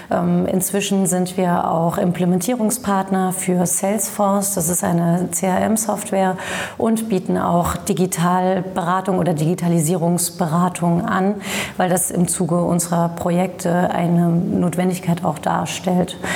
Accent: Saarland, Germany; ich komme aus dem Saarland, dem machtpolitischen Zentrum Deutschlands

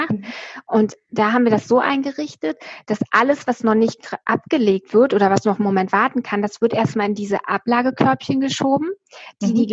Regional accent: East Germany, Germany; also ich bin ja in der DDR groß geworden und dann 89 ist ja die Mauer gefallen

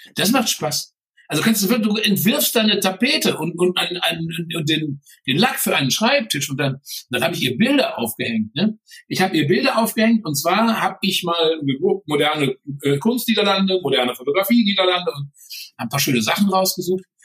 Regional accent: Germany; als Deutscher

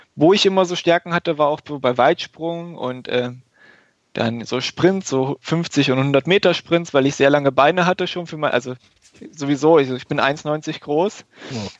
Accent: Germany; also born or lived in Göttingen; nach Göttingen, also 20, 25 Kilometer von meinem Geburtsort entfernt

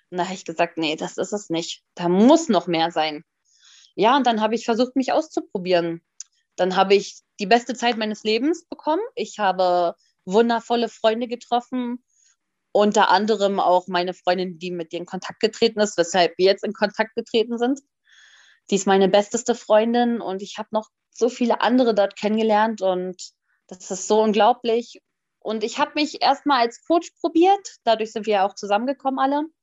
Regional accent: Hanover, Lower Saxony, Germany; und ich komme aus Hannover.

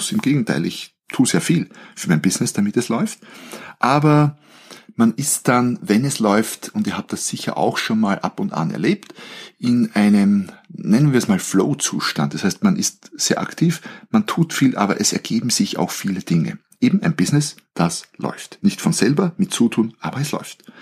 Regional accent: Austria; Ich bin Österreicher, ich bin gelernter Betriebswirt, ich habe in Wien Wirtschaft studiert

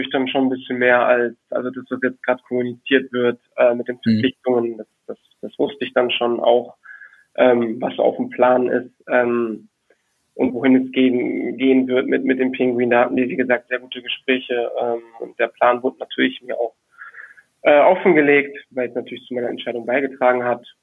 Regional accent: Düsseldorf, North Rhine-Westphalia, Germany; ich als äh, Düsseldorfer, der eben auch mit Tradition, Tradition groß geworden ist

